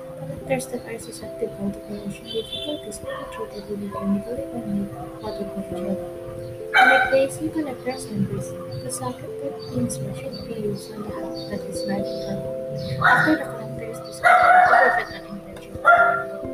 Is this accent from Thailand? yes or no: yes; Bangkok, Thailand; I'm also from Bangkok